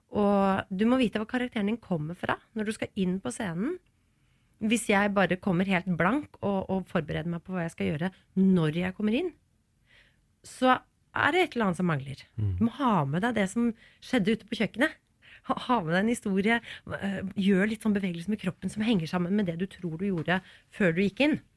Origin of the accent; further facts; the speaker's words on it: Stavanger, Rogaland, Norway; Hadde vi vært i Stavanger nå og gjort et intervju eh, der, eh, så hadde jeg snakka